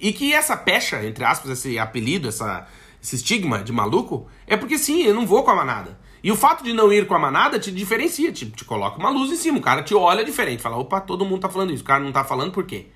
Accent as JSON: {"language": "Portuguese", "country": "Brazil", "moved": "as an adult", "said": "a gente como brasileiro"}